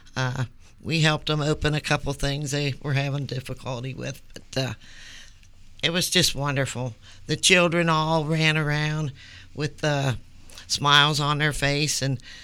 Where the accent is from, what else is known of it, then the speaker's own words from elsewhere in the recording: Columbia, United States; I grew up in Madison Place. In fact, I've lived in Columbia just about my whole life.